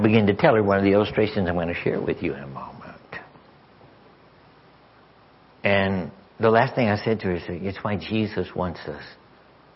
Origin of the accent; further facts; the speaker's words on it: Arkansas, United States; I'm from Arkansas